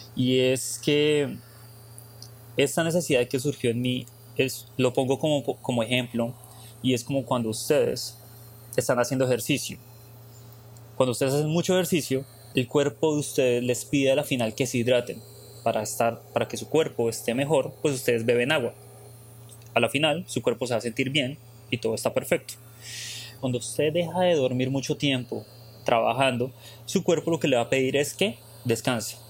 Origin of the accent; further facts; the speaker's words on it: Colombia; moved away as an adult; nosotros como colombianos